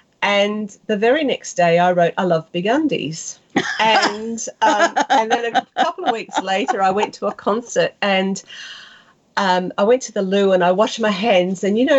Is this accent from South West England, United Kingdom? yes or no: yes; South West England, United Kingdom; accent: West Country; In my West Country accent, and he said I sounded like Pam Ayres, which of course I don't.